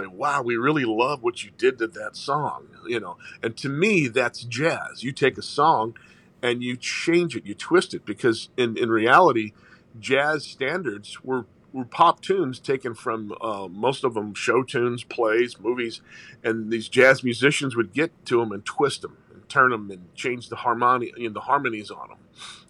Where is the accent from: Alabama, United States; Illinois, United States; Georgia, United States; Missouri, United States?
Missouri, United States; St. Louis; They see that I'm Italian. I grew up on the Hill, which is the Italian Little Italy of St. Louis.